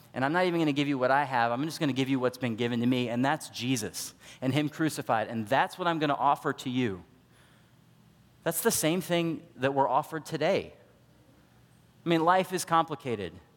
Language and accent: English; United States; We're all American Christians